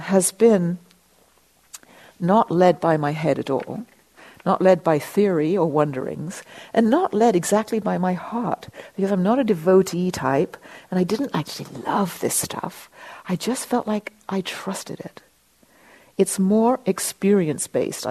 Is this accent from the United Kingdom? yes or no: yes; England, United Kingdom; being English